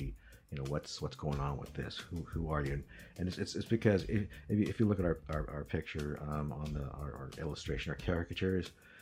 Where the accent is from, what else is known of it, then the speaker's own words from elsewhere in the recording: Midwest, United States; I was born and raised in the Midwest